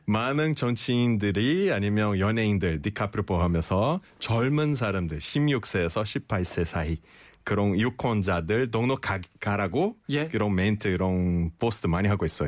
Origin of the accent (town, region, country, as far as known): Brazil; Korean is a second language; now in South Korea